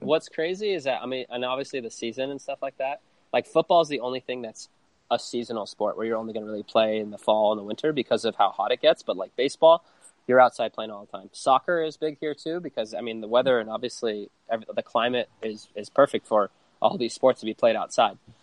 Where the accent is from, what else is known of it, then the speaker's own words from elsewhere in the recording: Connecticut, United States; now in Phoenix, United States; We're from Connecticut originally, and so obviously back east